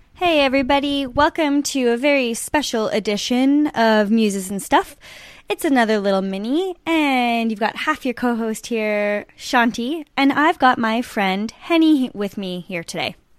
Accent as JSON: {"language": "English", "country": "Canada"}